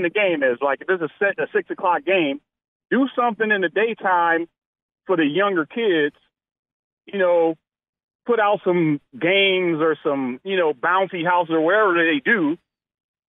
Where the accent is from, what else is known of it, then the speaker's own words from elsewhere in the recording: Milwaukee, Wisconsin, United States; I was born and raised in Milwaukee. I've been living here my whole life